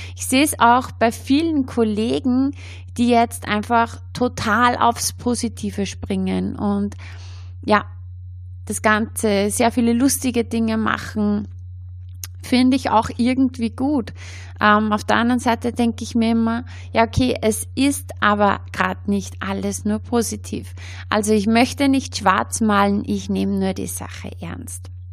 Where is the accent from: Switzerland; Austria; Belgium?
Austria; bei uns in Österreich